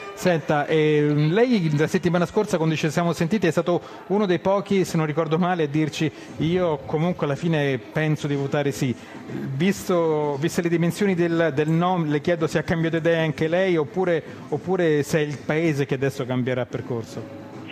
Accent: Italy; Da noi in Italia

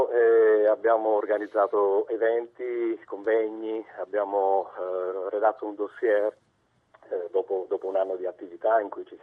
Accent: Cosenza, Calabria, Italy; also born or lived in Tuscany; now in Province of Arezzo, Italy; io sono calabrese, sono nato a Cosenza, ma vivo in Toscana da, da 25 anni però eh, chiaramente mi è rimasta nel sangue l'attaccamento alla mia terra

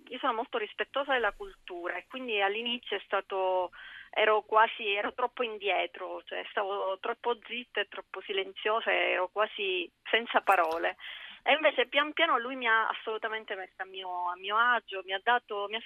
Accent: Palermo, Sicily, Italy; moved away as an adult; now in Milan, Italy; racconta proprio la mia infanzia in Sicilia

